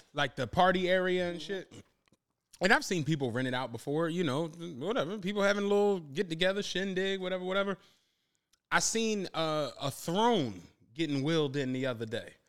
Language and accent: English; Philadelphia, Pennsylvania, United States; I'm from Penrose